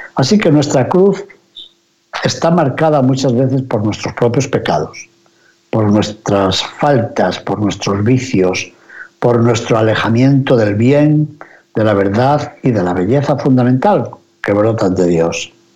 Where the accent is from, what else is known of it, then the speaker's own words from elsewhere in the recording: near Benavides de Órbigo, Castile and León, Spain; Cerca del pueblecito donde yo me crié, también en Benavides de Órbigo